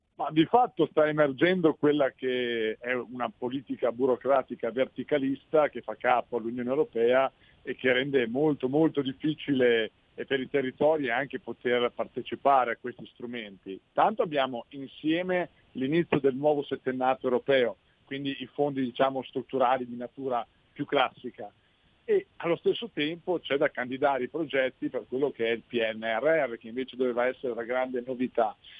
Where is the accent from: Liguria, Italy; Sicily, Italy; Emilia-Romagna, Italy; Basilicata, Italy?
Emilia-Romagna, Italy; Sassuolo; io sono di Sassuolo proprio, quindi conosco molto bene la realtà del distretto ceramico